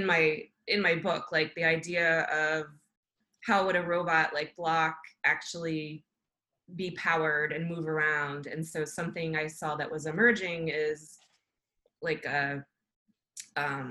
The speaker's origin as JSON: {"language": "English", "region": "Maryland", "country": "United States", "tie": "born or raised there", "said": "I grew up in Maryland"}